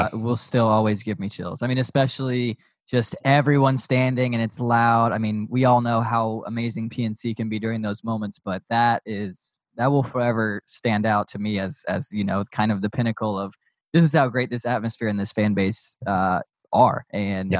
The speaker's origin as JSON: {"language": "English", "town": "Raleigh", "region": "North Carolina", "country": "United States", "tie": "born or raised there", "moved": "yes", "lives_now": "Georgia, United States", "said": "growing up in Raleigh, there were you know a couple rinks"}